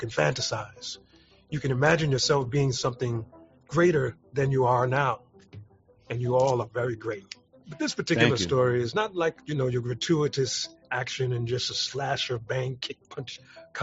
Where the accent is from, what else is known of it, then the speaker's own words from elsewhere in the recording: New York City, New York, United States; where I grew up in the Bronx